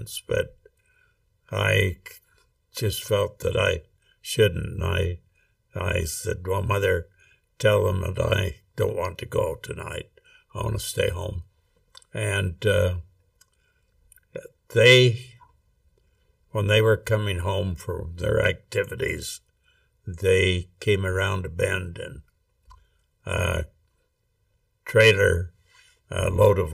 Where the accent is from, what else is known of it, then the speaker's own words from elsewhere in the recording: Rexburg, Idaho, United States; I grew up in Rexburg, Idaho, actually out in Hibbard, which is 4 miles out of Rexburg